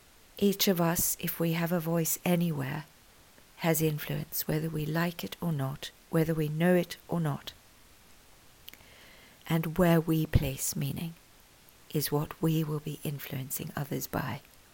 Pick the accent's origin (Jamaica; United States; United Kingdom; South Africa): South Africa; I am proudly South African. I am also proudly British. And I gave birth to two beautiful human beings in Australia.